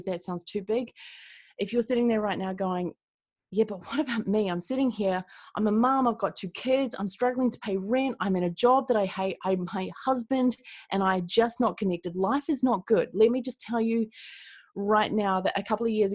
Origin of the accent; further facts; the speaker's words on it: Christchurch, Canterbury, New Zealand; I'm from Christchurch, New Zealand